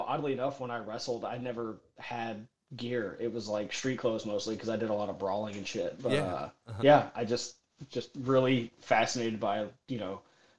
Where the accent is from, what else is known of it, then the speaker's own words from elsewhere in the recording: Middle Tennessee, United States; I grew up in Middle Tennessee